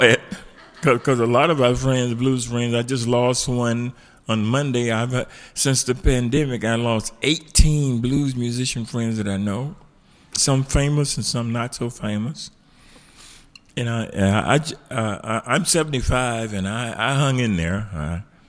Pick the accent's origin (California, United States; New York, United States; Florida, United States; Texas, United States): Florida, United States; Tampa; moved away as an adult; also born or lived in Columbus, Georgia; now in Birmingham, United States; I spent most of my vulnerable years in Tampa, Florida